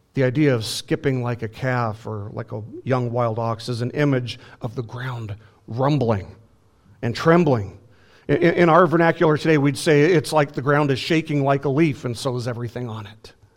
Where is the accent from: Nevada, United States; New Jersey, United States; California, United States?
Nevada, United States; Las Vegas; moved away; I'm from Las Vegas